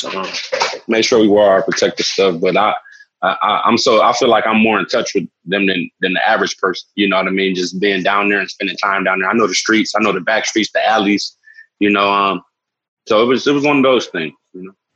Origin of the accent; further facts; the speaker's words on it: Los Angeles, California, United States; growing up in Los Angeles, I spent a large portion of my life down on Skid Row